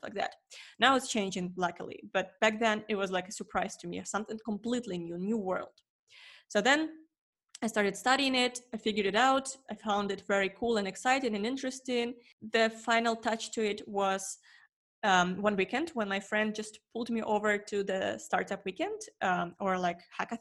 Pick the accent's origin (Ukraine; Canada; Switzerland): Ukraine; moved away as an adult; I'm also from Ukraine